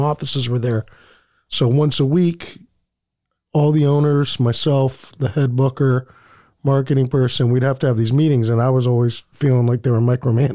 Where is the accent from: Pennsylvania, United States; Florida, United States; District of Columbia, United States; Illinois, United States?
Pennsylvania, United States; Erie; moved away as an adult; also born or lived in Atlanta, Georgia; I'm originally from Erie, Pennsylvania